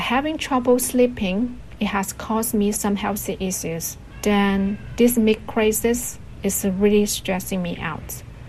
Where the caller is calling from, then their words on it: Shenzhen, Guangdong, China; Hello, Roundtable team. I'm … from Green City, Shenzhen.